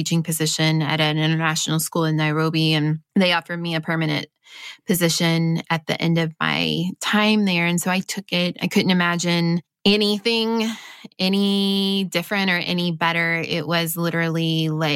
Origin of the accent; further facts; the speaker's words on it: Midwest, United States; I grew up basically in the Midwest